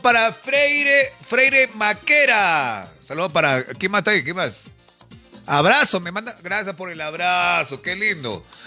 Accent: Peru; como peruanos estamos a la expectativa

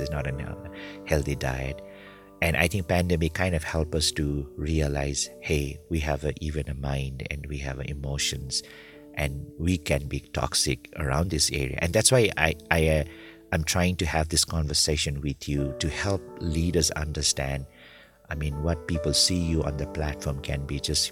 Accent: India; I'm from India

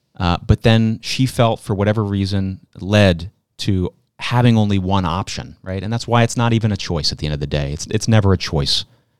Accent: Pennsylvania, United States; From my home state of Pennsylvania, unfortunately.

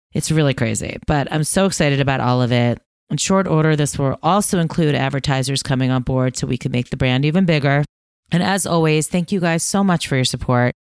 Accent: New York, United States; I was living in New York. I was growing up in New York. I was in high school

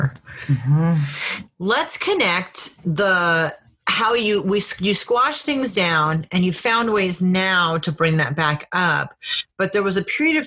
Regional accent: Rhode Island, United States; I was raised in Rhode Island

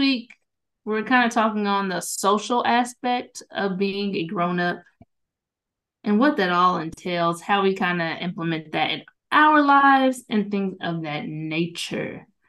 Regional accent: New York City, New York, United States; We are from the Bronx, okay?

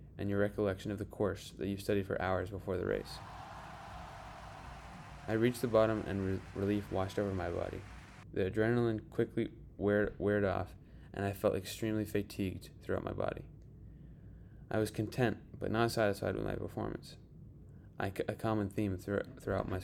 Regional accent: Park City, Utah, United States; my hometown, Park City, Utah.

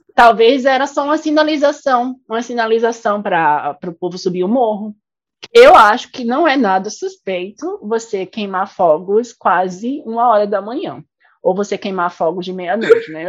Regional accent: Recife, Pernambuco, Brazil; moved away; also born or lived in Goiás; de onde eu vim, né? Do meu país, Recife

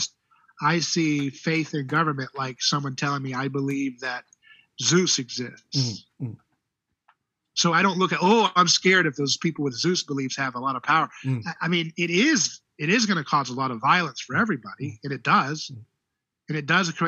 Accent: United States; I'm an American

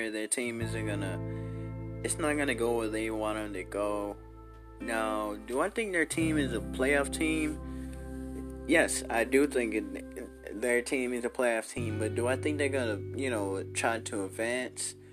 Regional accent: Chicago, Illinois, United States; born there; I'm not born in Washington. I was born in Chicago, Illinois, and you know I have nothing to say against Chicago.

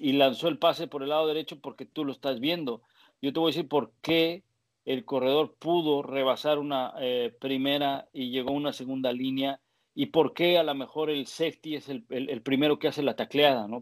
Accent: Mexico; now in New England, United States

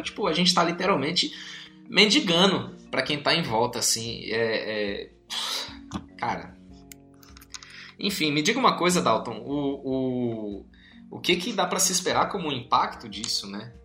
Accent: São Paulo, Brazil; Eu, eu nasci, cresci em São Paulo

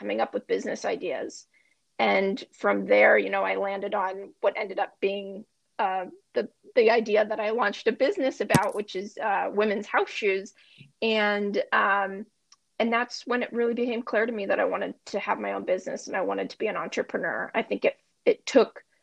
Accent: Bellevue, Washington, United States; I actually grew up in a city just outside of Seattle called Bellevue

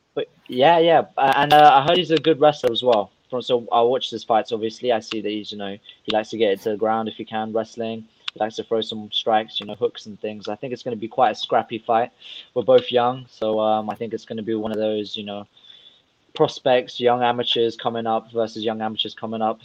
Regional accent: Russia; I'm from a whole different part of the world. I'm from Russia

